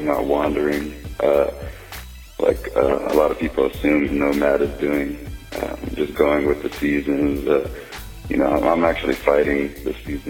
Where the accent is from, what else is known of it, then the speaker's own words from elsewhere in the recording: Richmond, Indiana, United States; born there; Well, yeah, I was born in Richmond, Indiana, and my mother and father were both like break dancers.